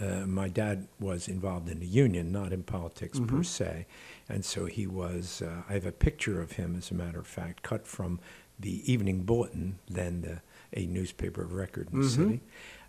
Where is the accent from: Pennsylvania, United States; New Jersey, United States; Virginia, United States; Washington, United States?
Pennsylvania, United States; Philadelphia; But I'm originally from Germantown. And in Philadelphia, that means a great deal because we identify based on neighborhood more than on the city itself.